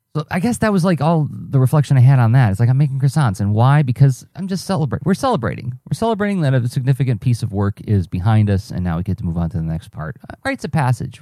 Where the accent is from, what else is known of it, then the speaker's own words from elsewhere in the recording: Midwest, United States; I'm a Midwesterner